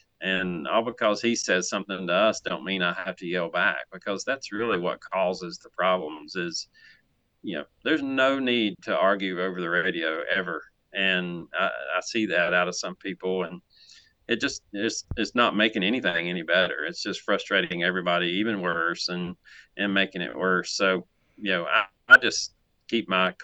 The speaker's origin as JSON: {"language": "English", "town": "Mooresville", "region": "North Carolina", "country": "United States", "tie": "born or raised there", "said": "I'm still the guy that was born and raised in Mooresville"}